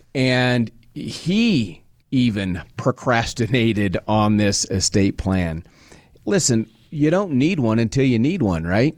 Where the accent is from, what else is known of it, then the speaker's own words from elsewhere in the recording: Nebraska, United States; I was born and raised in Nebraska.